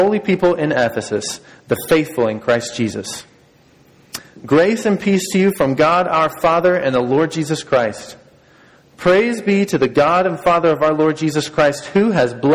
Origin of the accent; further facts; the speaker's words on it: Georgia, United States; moved away; We're from Georgia